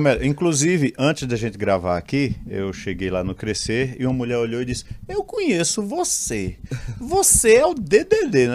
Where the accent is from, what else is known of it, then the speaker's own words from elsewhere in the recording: Limoeiro, Pernambuco, Brazil; eu sou de Limoeiro, interior do estado de Pernambuco, 70 quilômetros da capital.